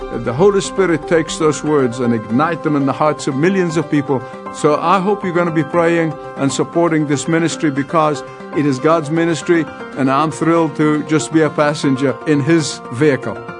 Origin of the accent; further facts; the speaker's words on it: Egypt; moved away; go back to my home country, to Egypt